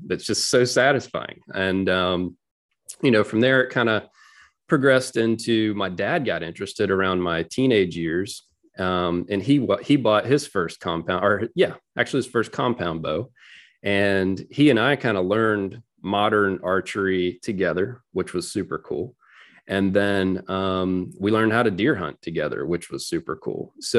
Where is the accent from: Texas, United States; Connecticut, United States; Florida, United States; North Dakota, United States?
Florida, United States; Yeah, sure. So I grew up in Northwest Florida.